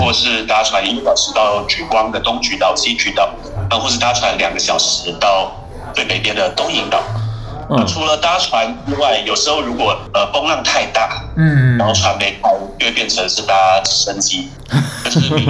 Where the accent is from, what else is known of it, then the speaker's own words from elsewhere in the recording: Hsinchu, Taiwan; moved away as an adult; now in Matsu, Taiwan; 我是新竹人，我从小都在新竹。